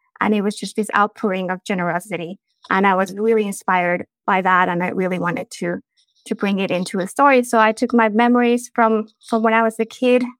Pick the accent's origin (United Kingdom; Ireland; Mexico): Mexico; Mexico City; moved away as an adult; also born or lived in Spain; now in Arizona, United States; I'm from Mexico City. I grew up there